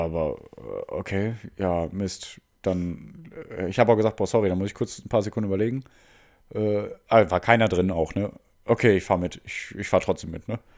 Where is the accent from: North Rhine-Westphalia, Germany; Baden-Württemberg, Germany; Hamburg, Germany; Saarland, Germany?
North Rhine-Westphalia, Germany; Mülheim an der Ruhr; moved away; ich komme hauptsächlich aus Mülheim, der Stadt des Helge